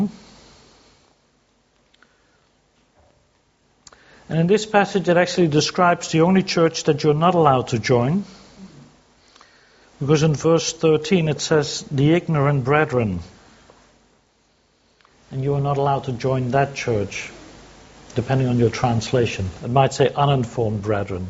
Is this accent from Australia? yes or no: yes; Sydney, New South Wales, Australia; I come from Sydney